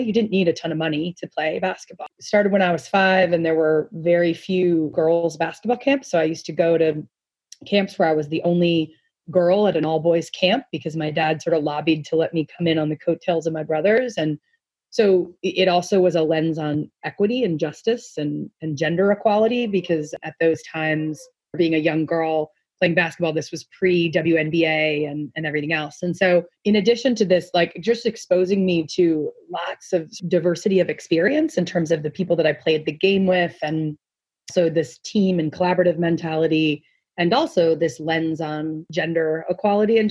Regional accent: New Jersey, United States; also born or lived in New York; I was born in New Jersey

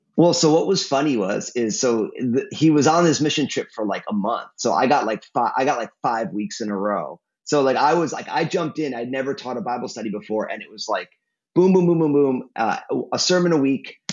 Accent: New Jersey, United States; also born or lived in San Francisco Bay Area, California; now in Portland, United States; My my home state of New Jersey

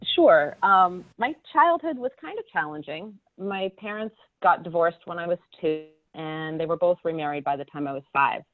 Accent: southern New Hampshire, United States; I grew up in southern New Hampshire in a little farm town

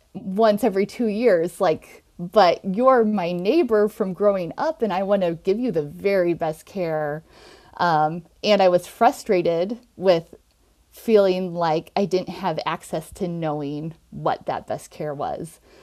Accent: Nebraska, United States; also born or lived in Minnesota / New York; I'm from Nebraska originally

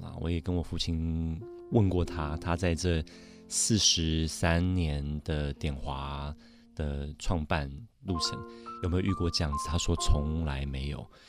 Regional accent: Montreal, Quebec, Canada; 我在 Montreal 蒙特娄长大，我太太是在纽约长大。我们以前常常上山去滑雪

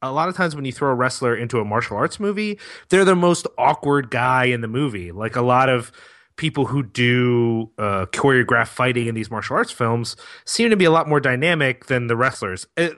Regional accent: Philadelphia, Pennsylvania, United States; I'm filled with shame for Philadelphia as a Philadelphian.

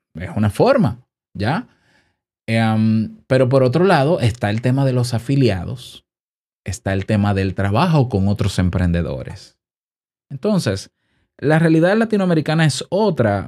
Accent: Dominican Republic; en mi país

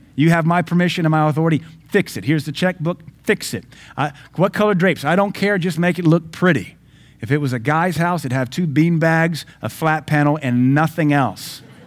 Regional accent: the South, United States; I'm from the South, though I've lived all over America. I'm from the South.

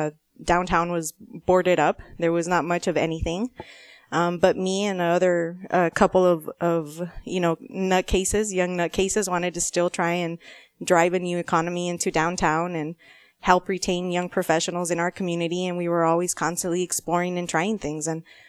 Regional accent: Nogales, Arizona, United States; also born or lived in Tucson; I am a border girl. I was born here in Tucson, but I actually grew up in Ambos Nogales.

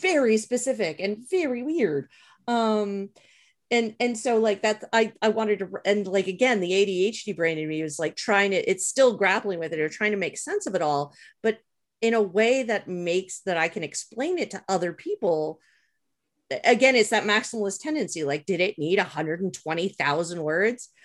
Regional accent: Montreal, Quebec, Canada; growing up where I did in Montreal when I did

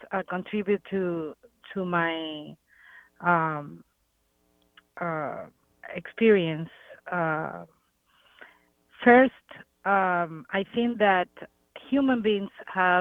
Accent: Cuba; now in United States; I was born in Cuba.

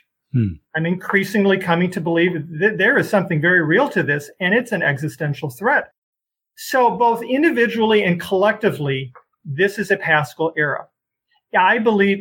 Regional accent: Chicago, Illinois, United States; now in Des Moines, United States; I come from Chicago.

